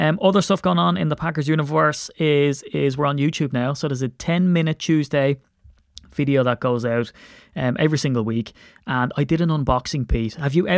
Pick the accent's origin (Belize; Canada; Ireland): Ireland; it's spur of the moment, and I'm so Irish, so I'm going to run my mouth anyway.